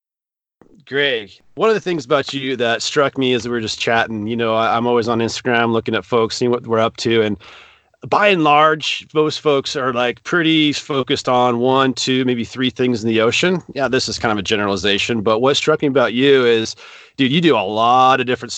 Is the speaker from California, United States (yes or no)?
yes; Santa Cruz, California, United States; growing up in Santa Cruz where the water's cold